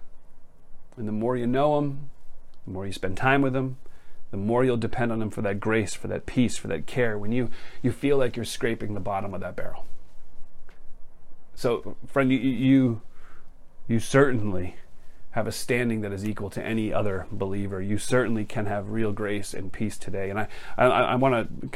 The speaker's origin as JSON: {"language": "English", "region": "Massachusetts", "country": "United States", "tie": "born or raised there", "said": "I grew up in Massachusetts"}